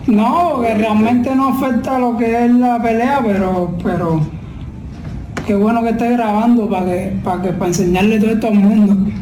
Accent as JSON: {"language": "Spanish", "country": "Cuba", "moved": "yes", "lives_now": "Japan", "said": "soy cubano"}